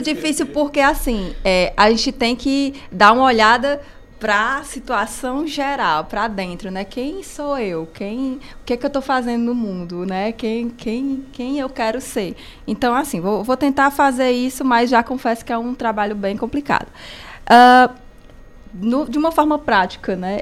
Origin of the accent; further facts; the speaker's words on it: Cariri, Ceará, Brazil; moved away as an adult; now in Fortaleza, Brazil; Sou daqui do Cariri, uma caririense lá em Fortaleza, dos Chiados